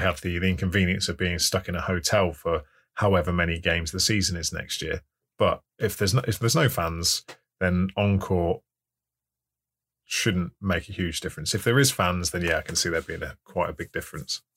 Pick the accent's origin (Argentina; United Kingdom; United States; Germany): United Kingdom; England; I'm English